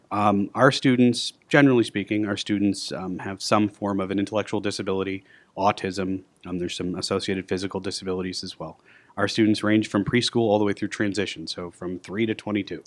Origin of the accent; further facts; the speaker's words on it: Aurora, Illinois, United States; I was born and raised in Aurora. I went to the schools here in Aurora